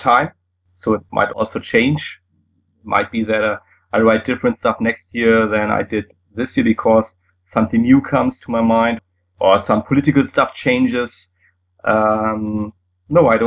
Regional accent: Germany; first language German; English is a second language; it's easier for me in German because it's my native language

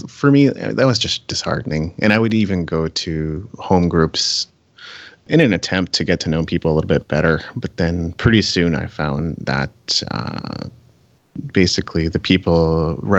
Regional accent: Japan; moved away; I grew up in Japan

